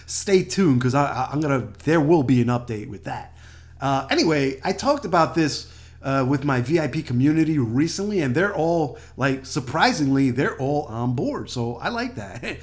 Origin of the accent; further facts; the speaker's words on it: New York City, New York, United States; moved away as an adult; also born or lived in Washington, D.C.; now in California, United States; New York City, my hometown